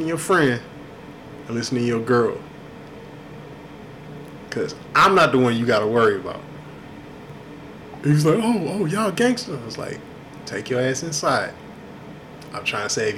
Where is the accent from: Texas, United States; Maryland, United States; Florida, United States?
Texas, United States; Houston; also born or lived in Inglewood, California / Watts, Los Angeles; I grew up, I was born in Inglewood in the late 70s, early 80s. We lived near Watts up until 86 when we moved here. I was in Southwest Houston, in Ridgemont